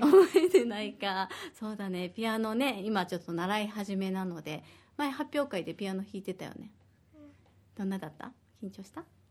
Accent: Osaka, Japan; now in Okinawa, Japan; 私は大阪出身で

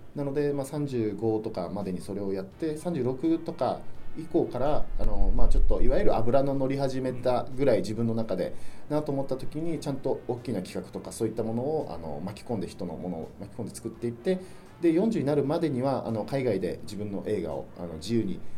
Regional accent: Okinawa City, Okinawa, Japan; 僕は生まれも育ちも沖縄市

